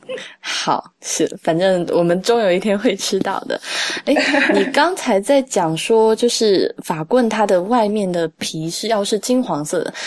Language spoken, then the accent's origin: Chinese; Sichuan, China; 我在四川长大嘛